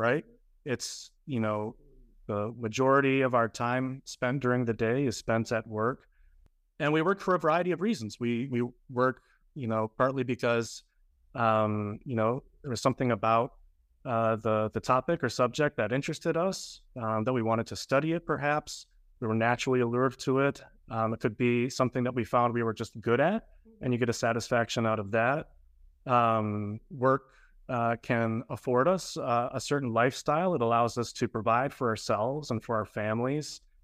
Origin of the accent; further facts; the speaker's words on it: Grand Rapids, Michigan, United States; moved away as an adult; also born or lived in Chicago; now in Miami, United States; I was born and raised in Grand Rapids, Michigan